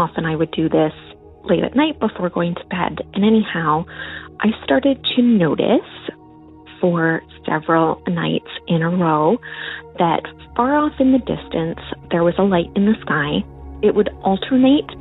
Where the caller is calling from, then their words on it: Northern Ontario, Canada; I am calling from Northern Ontario, Canada